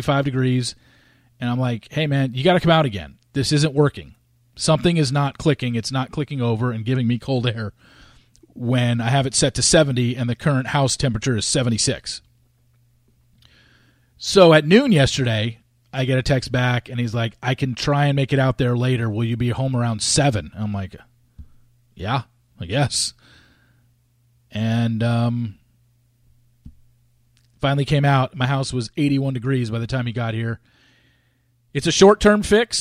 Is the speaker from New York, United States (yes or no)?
yes; New York, United States; I was born in New York